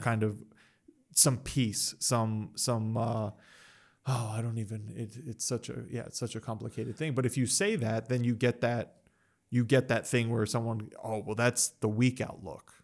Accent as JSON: {"language": "English", "country": "United States", "tie": "born or raised there", "said": "I'm American, I've lived in the West, I've grown up in the West"}